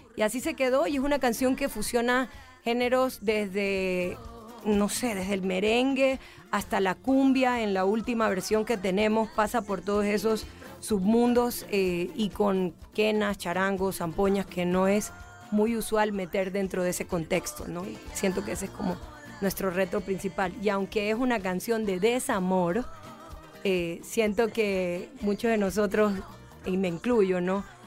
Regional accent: Guayaquil, Guayas, Ecuador; Nosotros venimos desde Guayaquil, que es el puerto principal, pero tengo raíces de la parte de la sierra

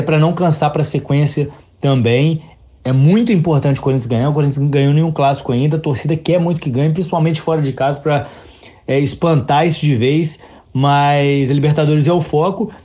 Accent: Juiz de Fora, Minas Gerais, Brazil; eu sou de Juiz de Fora, Minas Gerais

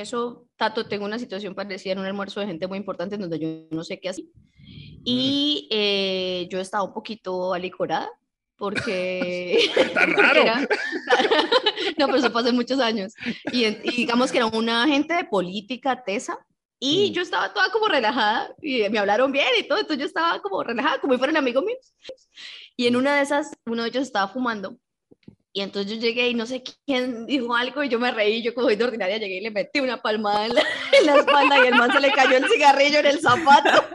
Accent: Cúcuta, Norte de Santander, Colombia; accent: Cúcuta accent; nuestro acento es bipolar

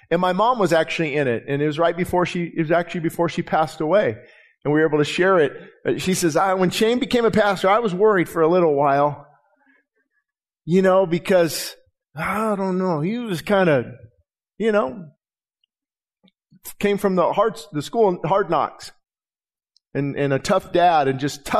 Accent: Quartz Hill, California, United States; I've been praying for my hometown

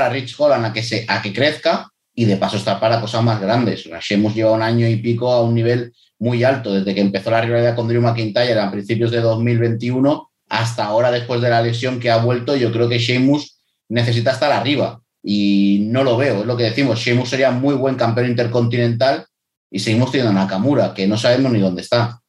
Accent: Spain; siendo español

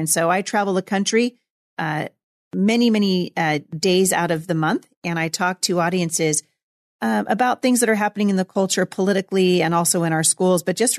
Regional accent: Portland, Oregon, United States; I am a hometown girl. I was born in Portland, Oregon, graduated from Portland Christian High School, and attended Multnomah School of Bible with my husband back in the 80s

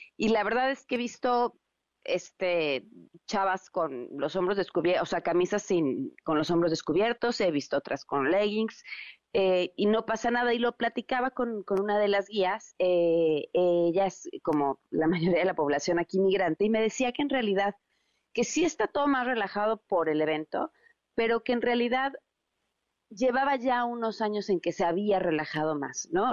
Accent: Mexico

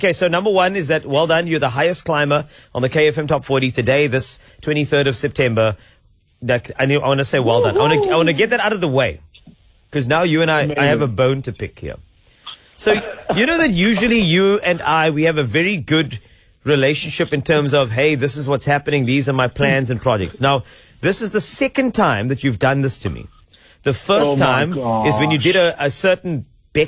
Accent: South Africa; as a South African

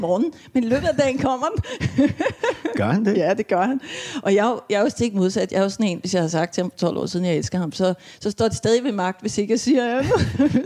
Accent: Sengeløse, Capital Region of Denmark, Denmark; also born or lived in Vesterbro; jeg kommer fra Tostrup, fra Sengeløse, som er sådan altså i, som dengang i hvert fald var meget landligt

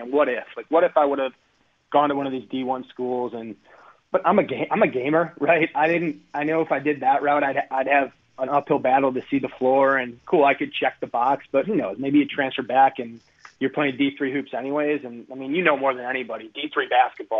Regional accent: Hartland, Wisconsin, United States; I'm growing up in the Heartland area, going to Coach Hazy's basketball camps

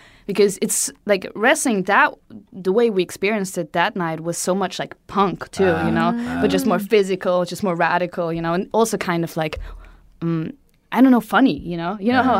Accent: Vienna, Austria; moved away as an adult; now in Japan; I grew up in Vienna.

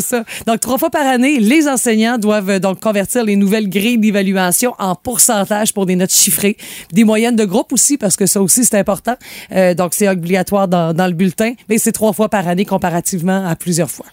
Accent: Sainte-Félicité, Quebec, Canada; moved away; je suis allé par chez nous à Sainte-Félicité, puis je suis allée renouer avec les paysages que je connaissais sur le bord du fleuve

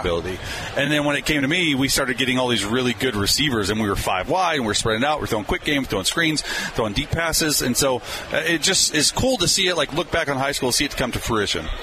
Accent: Dallas, Texas, United States; moved away as an adult; I grew up in Dallas

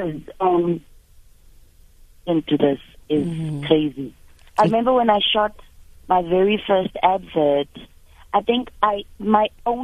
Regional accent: Soshanguve, Gauteng, South Africa; also born or lived in Mamelodi / Pretoria; I grew up in Soshanguve

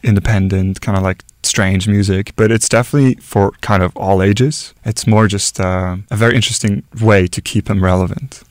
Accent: Norway; moved away as an adult; my home country

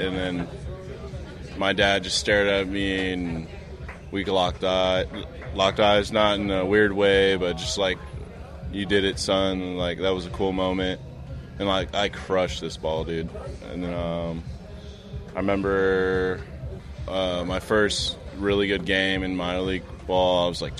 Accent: Newark, California, United States; Grew up in Newark. I loved it.

